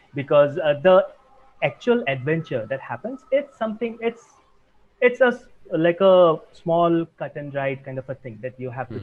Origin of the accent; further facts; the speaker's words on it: Assam, India; now in Mumbai, India; I am from India. I was born in the eastern part of India, specifically the northeast, in the state of Assam. Uh, but I have been living in Mumbai for several years now